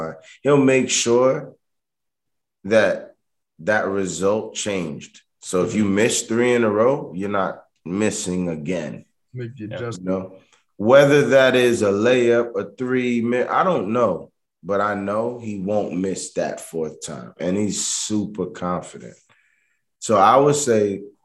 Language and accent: English; New York, United States; I'm from New York